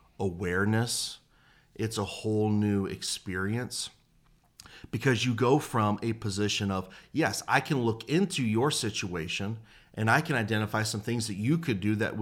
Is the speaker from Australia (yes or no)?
no; Detroit, Michigan, United States; also born or lived in Nashville; I've been living there. I grew up there, lived in Nashville for a couple years, came back to Michigan